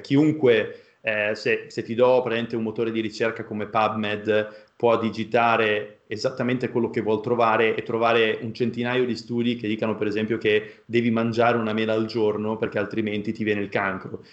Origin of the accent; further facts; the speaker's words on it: a small town in the province of Modena, Emilia-Romagna, Italy; moved away; vengo da un paesino eh, della provincia di Modena, eh, veramente piccolo